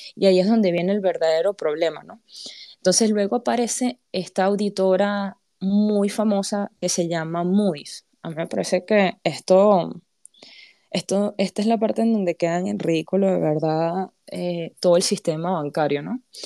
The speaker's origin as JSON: {"language": "Spanish", "country": "Panama", "said": "vengo de Panamá"}